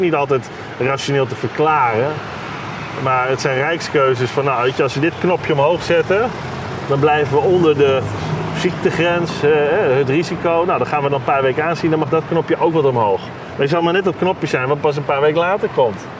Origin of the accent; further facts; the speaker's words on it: Netherlands; als Nederlanders